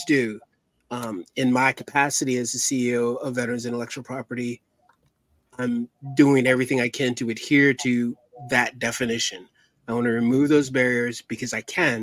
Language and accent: English; Virginia, United States; I'm from Virginia